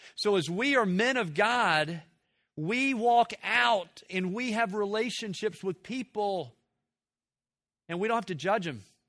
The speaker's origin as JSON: {"language": "English", "region": "Tennessee", "country": "United States", "tie": "born or raised there", "said": "I grew up in Tennessee in the, in the late sixties, seventies"}